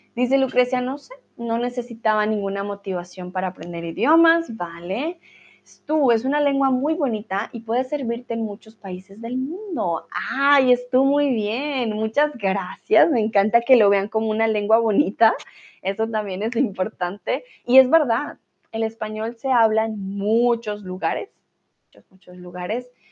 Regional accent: Colombia

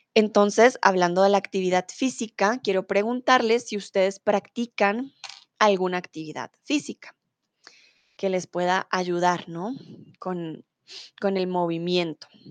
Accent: Bogotá, Colombia; first language Spanish; now in Germany; soy de Colombia, de la capital, de Bogotá

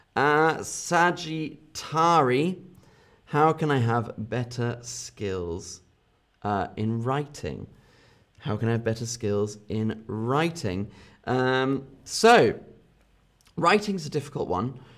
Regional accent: London area, South East England, United Kingdom; accent: Southern British; I have a Southern British accent. So I, I have an accent from the south of England.

